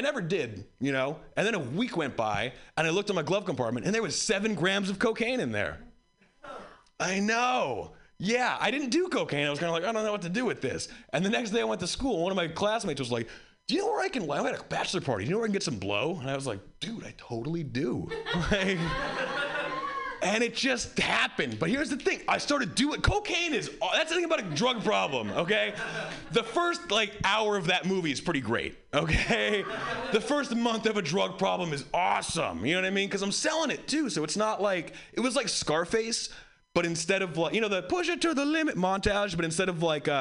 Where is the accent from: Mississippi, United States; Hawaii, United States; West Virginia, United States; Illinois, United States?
Hawaii, United States; I grew up white in Hawaii